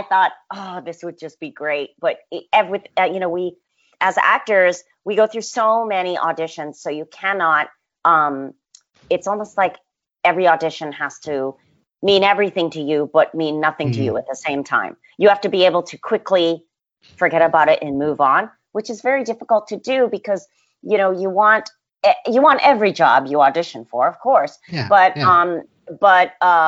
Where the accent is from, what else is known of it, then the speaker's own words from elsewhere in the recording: Western Massachusetts, United States; I grew up in Western Massachusetts